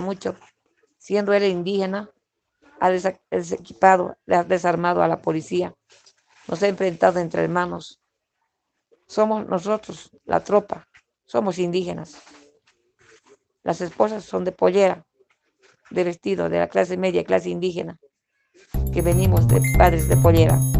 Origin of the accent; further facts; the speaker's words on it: Bolivia; La policía boliviana, que somos el 80% de los de bajo rango, son indígenas